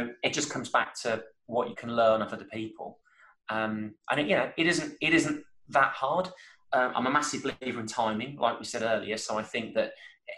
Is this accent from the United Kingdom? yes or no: yes; Birmingham, West Midlands, United Kingdom; I'm from Birmingham